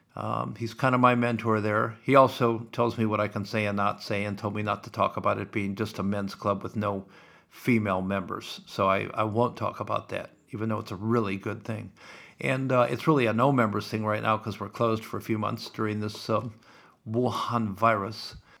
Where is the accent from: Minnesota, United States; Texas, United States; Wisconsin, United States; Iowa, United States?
Iowa, United States; Sioux City; I grew up in Sioux City and Valley Drive